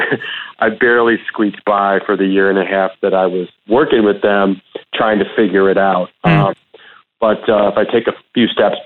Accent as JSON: {"language": "English", "town": "Madison", "region": "Wisconsin", "country": "United States", "tie": "born or raised there", "also_born_or_lived": "New York / Detroit area / Egypt", "moved": "as an adult", "said": "I'm actually from Madison, Wisconsin. So I went to like Midvale. I went to Van High School. They call it Velma Hamilton now. I went to West High School and then I went to UW-Madison. Yeah, born and raised."}